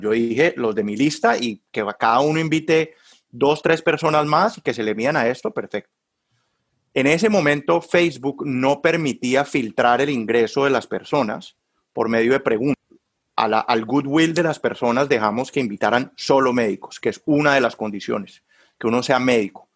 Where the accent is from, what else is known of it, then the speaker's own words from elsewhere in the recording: Cali, Valle del Cauca, Colombia; moved away as an adult; also born or lived in Bogotá, Colombia / Barcelona, Spain; now in Warsaw, Indiana, United States; yo soy caleño